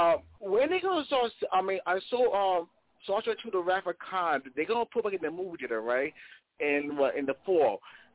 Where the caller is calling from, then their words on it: Bronx, New York, United States; from the Bronx.